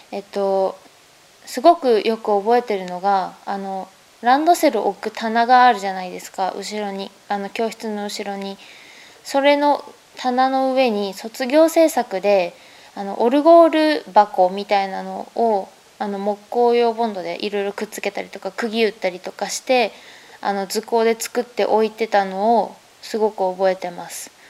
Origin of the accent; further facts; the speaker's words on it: Fukushima, Japan; moved away as an adult; now in Tokyo, Japan; 私の生まれが福島県なんですけど福島県のまあ中部というか南部というかまあ中部南部の境県南の方で生まれましてでそこで育ったんですけれども、